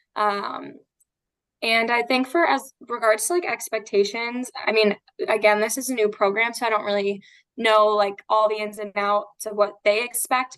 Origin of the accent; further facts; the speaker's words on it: Florida, United States; I'm from Florida and I stayed up in Boston